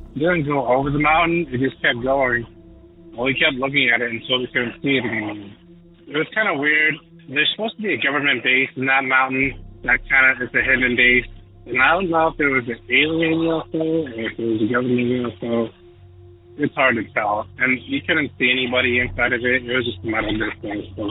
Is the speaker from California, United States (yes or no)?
yes; Lucerne Valley, California, United States; moved away as an adult; also born or lived in Riverside, California; now in Montana, United States; I was born in Southern California in the city of Riverside. When I was about 5 years old, we moved to this place called Lucerne Valley. And it's right below Big Bear, kind of in between Big Bear and Barstow. And there I lived for about 15 years.